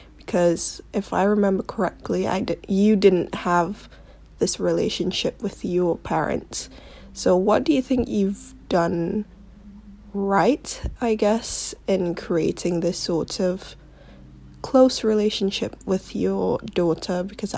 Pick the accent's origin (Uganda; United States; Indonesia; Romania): Indonesia; Jakarta; also born or lived in London; I'm from Jakarta, Indonesia. Well, I used to live in London.